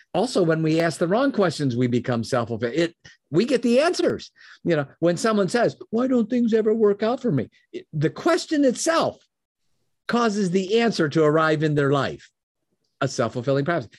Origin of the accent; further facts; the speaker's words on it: Chicago, Illinois, United States; now in Michigan, United States; I was born in Chicago. I live in Michigan now.